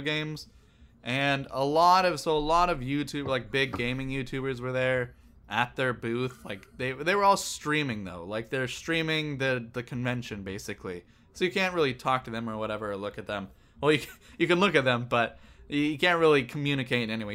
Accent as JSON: {"language": "English", "region": "Northern California", "country": "United States", "said": "I'm from Northern California too"}